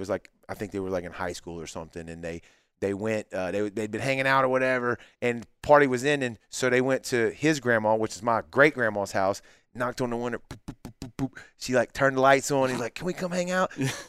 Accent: Mississippi, United States; I'm still from Mississippi

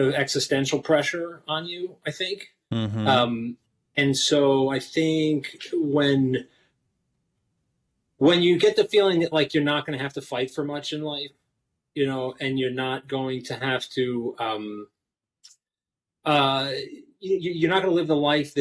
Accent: Philadelphia, Pennsylvania, United States; I grew up in Philly

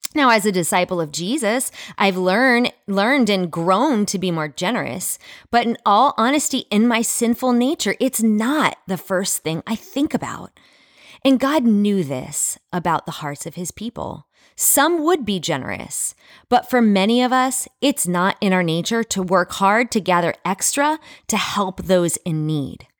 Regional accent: United States; as an American

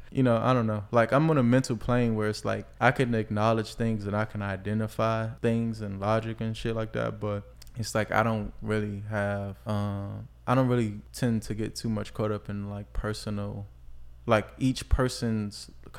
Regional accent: Washington, District of Columbia, United States; I was born on Webster Street. That's northwest over there by like Petworth area.

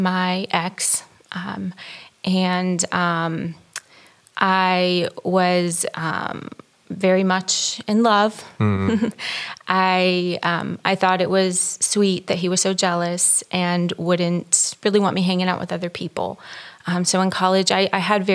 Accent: Panama City, Florida, United States; also born or lived in Alabama; I grew up in Panama City, Florida.

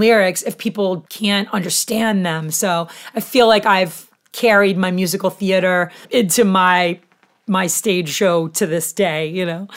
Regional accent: Haverhill, Massachusetts, United States; I was born in Haverhill, Mass

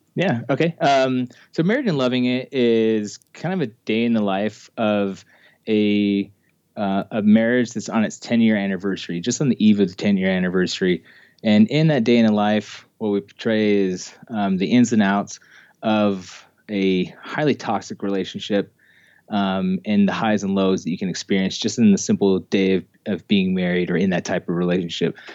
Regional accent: Ogden, Utah, United States; I grew up in Ogden, Utah, which is just north of Salt Lake City, um, here in Utah

